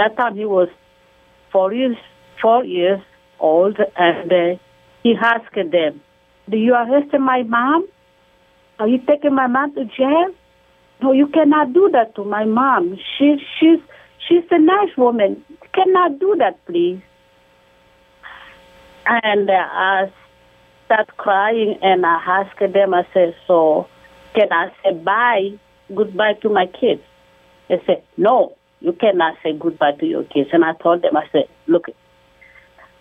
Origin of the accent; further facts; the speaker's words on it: DR Congo; moved away as an adult; now in United States; we are from the Congo